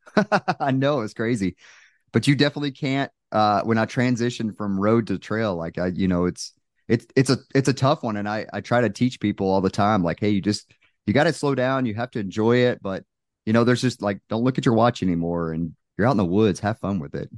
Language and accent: English; Texas, United States; moved away; I'm originally from Texas, so my family came out